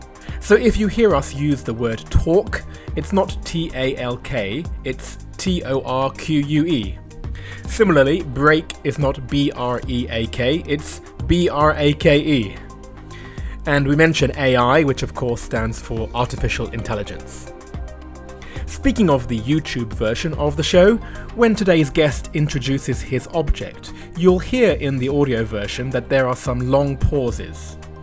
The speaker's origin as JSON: {"language": "English", "country": "United Kingdom", "accent": "British", "moved": "yes", "lives_now": "China", "said": "I'm always more conscious of my British accent."}